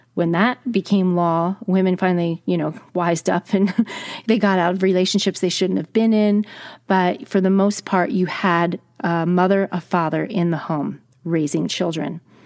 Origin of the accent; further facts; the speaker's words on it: New Jersey, United States; I'm from New Jersey